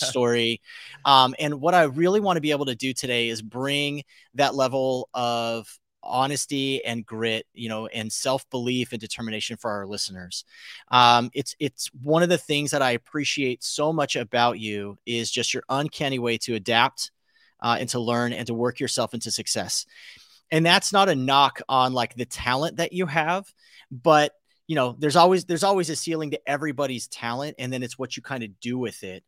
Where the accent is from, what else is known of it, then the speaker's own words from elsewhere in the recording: South Pasadena, California, United States; I was born in South Pass at Huntington Memorial